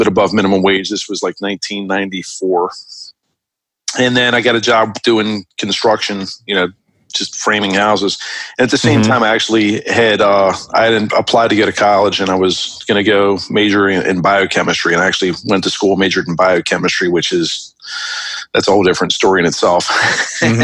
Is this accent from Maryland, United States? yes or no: yes; Baltimore, Maryland, United States; also born or lived in West Hollywood, California / Jacksonville, Florida; Where I grew up in Baltimore City, the ideal thing was to like get a job working at a factory